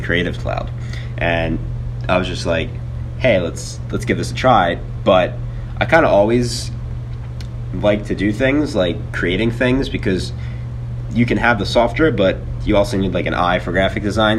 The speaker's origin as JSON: {"language": "English", "town": "Mount Laurel", "region": "New Jersey", "country": "United States", "tie": "born or raised there", "said": "I'm from uh, Mount Laurel, New Jersey, which is 35 minutes over the Ben Franklin Bridge if you're from Philadelphia. And I went to high school at uh, Lenape High School"}